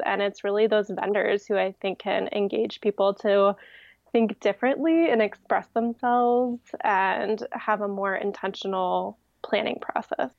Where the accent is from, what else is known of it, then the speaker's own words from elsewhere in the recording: Ohio, United States; also born or lived in Colorado / Washington, D.C.; now in Virginia, United States; I'm from Ohio